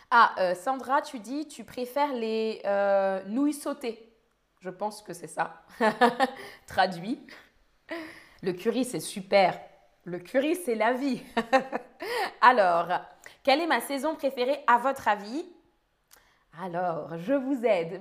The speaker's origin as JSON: {"language": "French", "area": "near Paris", "region": "Île-de-France", "country": "France", "tie": "born or raised there", "said": "je viens de France, je suis française. J'ai grandi près de Paris"}